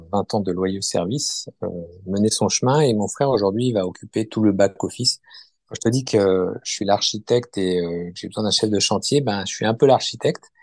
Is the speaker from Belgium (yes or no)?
no; Périgueux, Nouvelle-Aquitaine, France; born there; alors moi, bah, en fait, je suis né à Périgueux où j'ai passé les six premiers mois de ma vie.